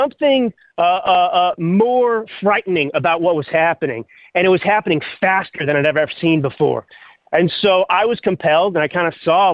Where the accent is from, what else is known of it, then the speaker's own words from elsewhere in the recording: Texas, United States; moved away; also born or lived in California / Milan, Italy; I grew up in Texas